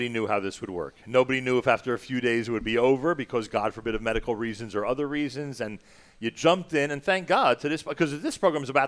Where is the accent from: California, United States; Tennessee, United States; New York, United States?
New York, United States; New York City; I'm from New York City. Nice, very nice. New York meeting Manhattan. Yeah, Manhattan.